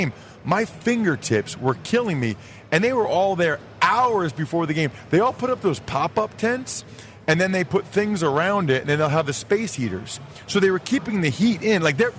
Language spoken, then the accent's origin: English; Northeast, United States; I'm from the Northeast